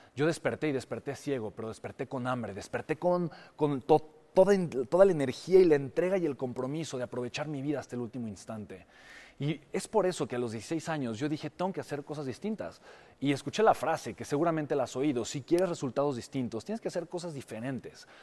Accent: Mexico; mi país, México

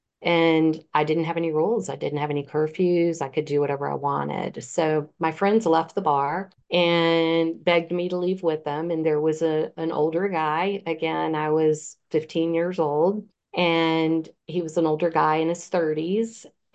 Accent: Virginia Beach, Virginia, United States; When I was 15, I lived in Virginia Beach. I'm from Virginia Beach, Virginia

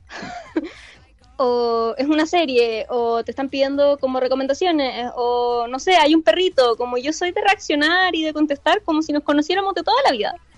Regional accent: Chillán, Ñuble, Chile; moved away as an adult; yo llegué de mi pueblo, de Chillán

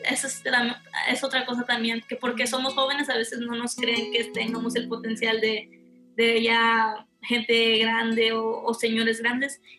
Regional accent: Houston, Texas, United States; Soy de aquí de Houston, Texas

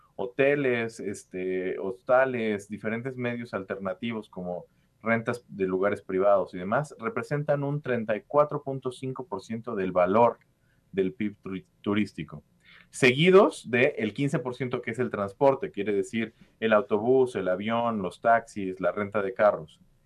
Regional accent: Mexico

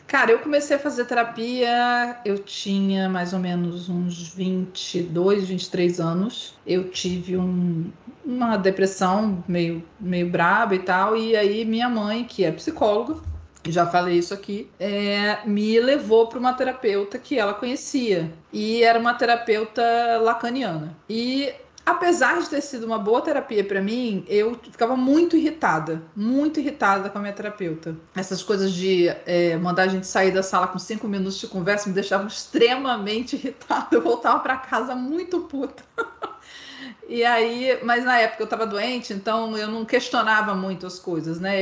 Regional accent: Niterói, Rio de Janeiro, Brazil; now in Vila Velha, Brazil; eu nasci em Niterói, terra do Salgado da Ellen, é, mas hoje moro em Vila Velha, no Espírito Santo

